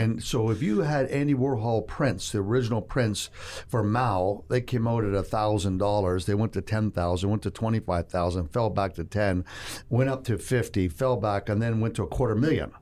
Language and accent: English; Toronto, Ontario, Canada; moved away as an adult; now in Texas, United States; I'm from Toronto. I'm a Texan, they say